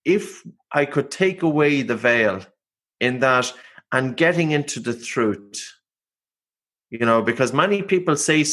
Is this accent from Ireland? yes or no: yes; Ireland; I'm Irish